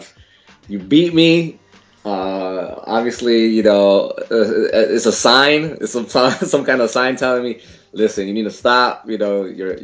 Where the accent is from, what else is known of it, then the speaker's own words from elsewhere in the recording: El Paso, Texas, United States; I'm originally from El Paso, Texas, which is a border town